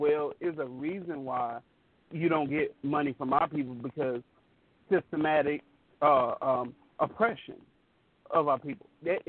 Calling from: Beaumont, Texas, United States; I'm in Beau

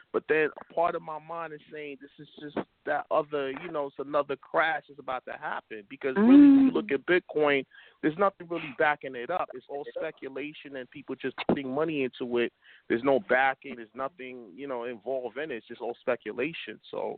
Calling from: New York City, New York, United States; I'm calling from Brooklyn.

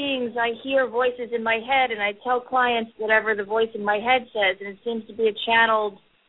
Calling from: New York, United States; I'm calling from New York.

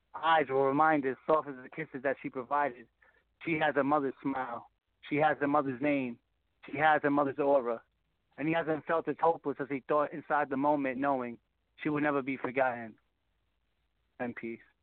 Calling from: Connecticut, United States; Calling from Connecticut.

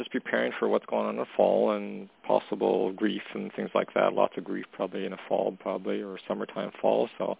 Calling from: Canada; calling from Canada.

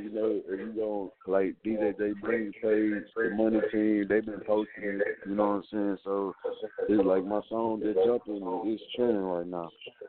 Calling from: Houston, Texas, United States; Houston, Texas.

